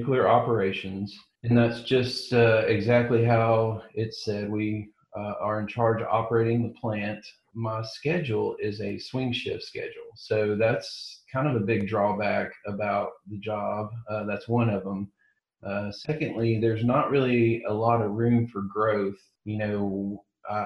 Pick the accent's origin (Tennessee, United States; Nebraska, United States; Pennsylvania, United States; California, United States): Tennessee, United States; Chattanooga; I'm from Chattanooga, Tennessee, born and bred here